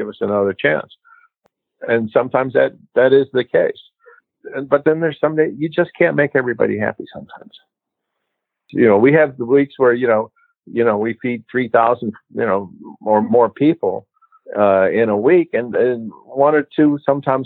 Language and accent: English; Wilmette, Illinois, United States; we grew up in Wilmette